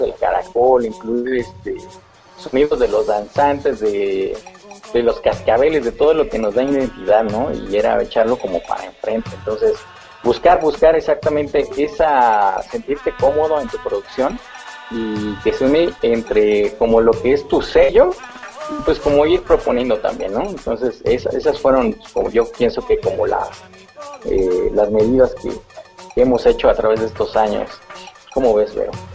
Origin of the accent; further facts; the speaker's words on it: Mexico; nosotros como mexicanos, tú sabes, y pues adoramos la, la cultura de nuestros muertos